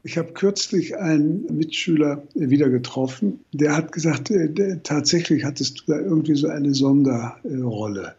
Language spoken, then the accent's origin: German; Berlin, Germany; meine Kindheit in Berlin